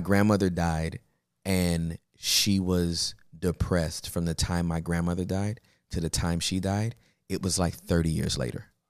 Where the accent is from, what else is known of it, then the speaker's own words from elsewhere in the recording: Inglewood, California, United States; also born or lived in Los Angeles; I was born and raised in Inglewood, California